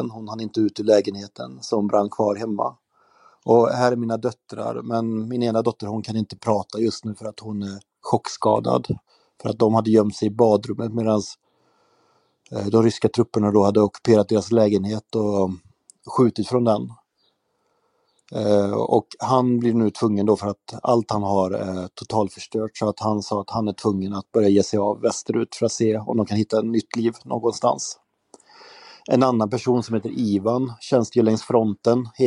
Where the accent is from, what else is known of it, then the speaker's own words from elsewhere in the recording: Sweden; jag kom från Sverige